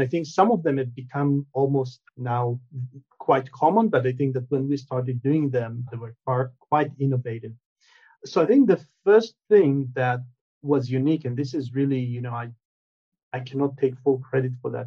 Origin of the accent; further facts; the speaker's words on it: Israel; moved away; also born or lived in United States; I'm originally from Israel. I moved to the states, spent many many years in in the U.S., and then moved back to Israel.